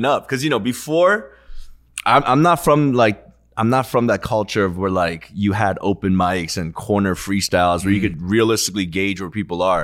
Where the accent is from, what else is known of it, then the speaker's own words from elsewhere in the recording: Virginia, United States; I'm from Virginia.